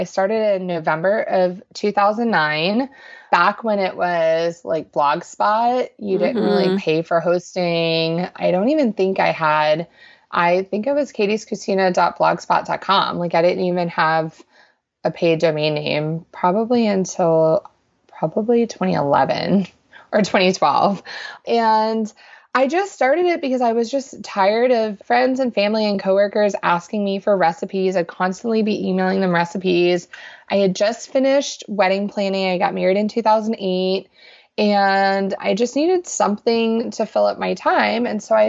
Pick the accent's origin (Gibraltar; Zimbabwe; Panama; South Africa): Panama; born there; I was born in Panama in Central America.